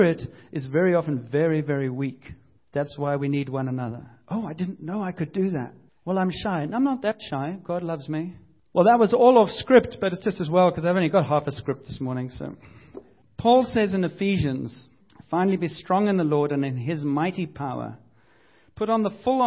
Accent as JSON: {"language": "English", "country": "United Kingdom", "said": "I'm British"}